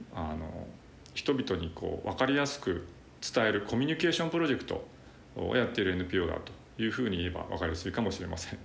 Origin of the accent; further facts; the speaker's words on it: Hanshin-Awaji area, Hyogo, Japan; 自分のふるさとの阪神・淡路大震災